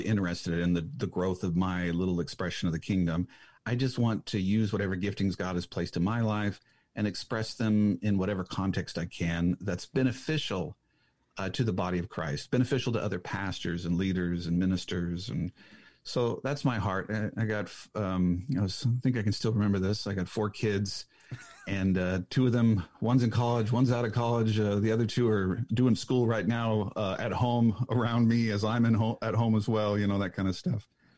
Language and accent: English; Washington, United States; a city outside of Seattle, but when you say that, people go, I have no idea what that is. So you say, I'm from Seattle.